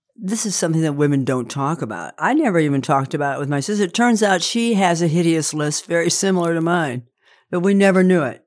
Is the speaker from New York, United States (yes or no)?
no; Indiana, United States; I'm from Indiana